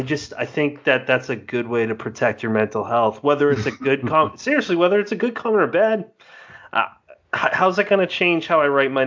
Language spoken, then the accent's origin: English; United States; as an American that's never been to England